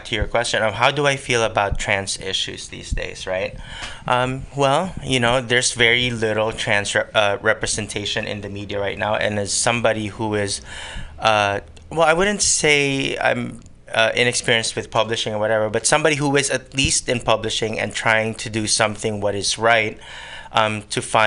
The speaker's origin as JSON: {"language": "English", "country": "Philippines", "tie": "born or raised there", "accent": "Tagalog accent", "second_language": "English", "moved": "as an adult", "lives_now": "San Francisco Bay Area, United States", "said": "I was born and raised in the Philippines. And I moved here in 2003"}